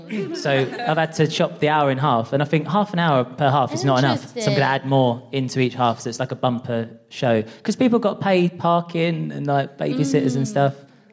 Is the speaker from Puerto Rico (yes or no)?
no; East of England, United Kingdom; So I'm a transgender person and I'm from Essex